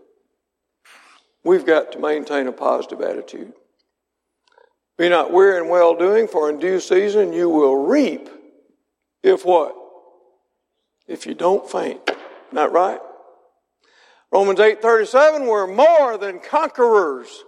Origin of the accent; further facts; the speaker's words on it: Mississippi, United States; I was born and raised in Mississippi